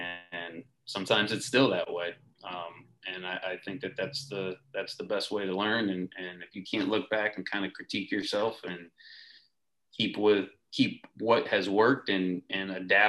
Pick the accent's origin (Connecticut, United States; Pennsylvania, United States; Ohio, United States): Connecticut, United States; Then I went to Southington High School, which is a town right next to mine.